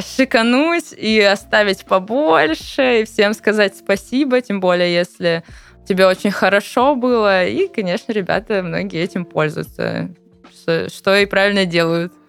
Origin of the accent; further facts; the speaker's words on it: Sochi, Krasnodar Krai, Russia; moved away; коренной житель Сочи могу сказать